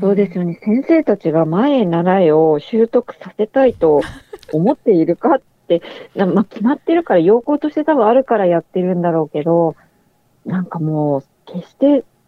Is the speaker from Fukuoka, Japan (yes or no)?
no; Sapporo, Hokkaido, Japan; moved away; 私、育ったのは北海道札幌市の端っこなんですけど